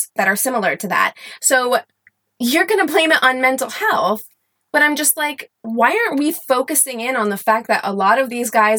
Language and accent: English; Missouri, United States; But I am from Southern Missouri, or I've lived a lot of places, but that's home to me.